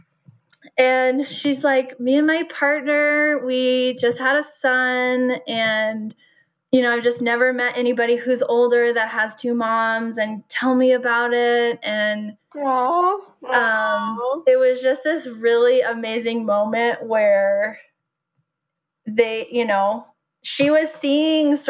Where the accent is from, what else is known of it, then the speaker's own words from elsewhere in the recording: Nederland, Colorado, United States; we grew up in Nederland, which nobody lives in Nederland.